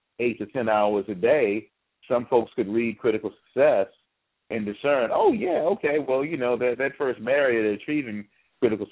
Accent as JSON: {"language": "English", "country": "United States", "said": "as an American"}